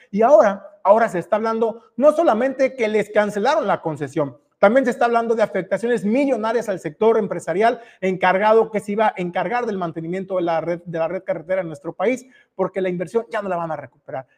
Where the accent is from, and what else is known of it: Mexico